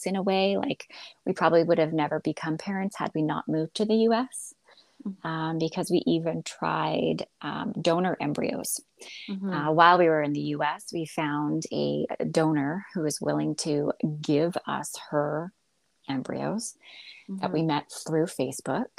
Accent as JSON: {"language": "English", "region": "Alberta", "country": "Canada", "tie": "born or raised there", "also_born_or_lived": "Houston, Texas, United States", "moved": "as an adult", "said": "I am a Canadian born in Alberta"}